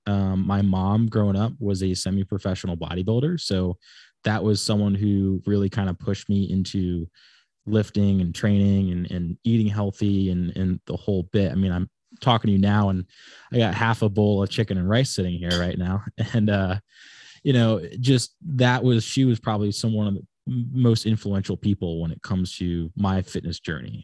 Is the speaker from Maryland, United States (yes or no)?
no; Wickford, Rhode Island, United States; also born or lived in Laguna Beach, California / Florida / Big Island, Hawaii; I pretty much grew up here in Rhode Island for the most part, um, in a place called Wickford, Rhode Island.